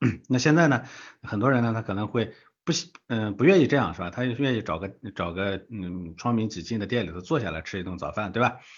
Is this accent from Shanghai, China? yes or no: no; Gansu, China; 我的老家，对吧？这个中国最穷的省之一的这个甘肃